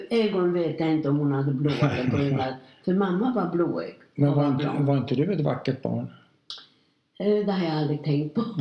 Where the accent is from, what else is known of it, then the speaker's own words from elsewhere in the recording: Łódź, Łódź Voivodeship, Poland; now in Linköping, Sweden; jag föddes 1927 i Lodz i Polen.